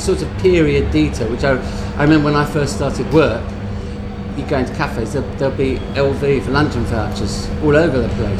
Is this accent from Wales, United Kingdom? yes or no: no; London, United Kingdom; I grew up in London